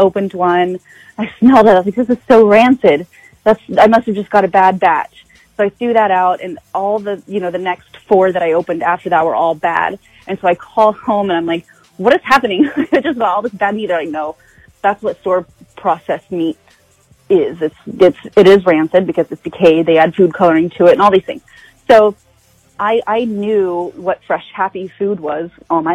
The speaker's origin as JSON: {"language": "English", "town": "Choctaw", "region": "Oklahoma", "country": "United States", "tie": "born or raised there", "said": "I am born and raised in Choctaw, Oklahoma."}